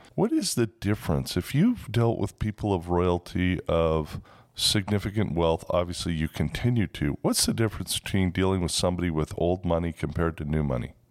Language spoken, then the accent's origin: English; Toronto, Ontario, Canada; moved away; also born or lived in West Coast; born in Toronto, and Toronto is kind of the New York of Canada. And now I've been on the West Coast for 35 years.